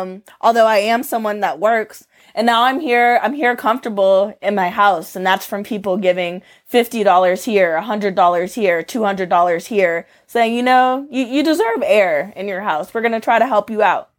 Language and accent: English; Atlanta, Georgia, United States; moved away as an adult; now in Arizona, United States; I'm from Atlanta, but I moved to Arizona four years ago and bought a mobile home.